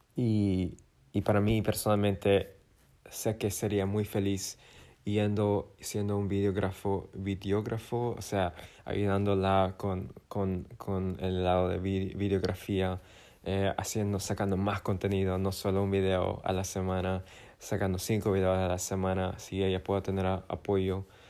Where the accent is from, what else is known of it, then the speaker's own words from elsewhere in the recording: Bolivia; moved away; mi tierra natal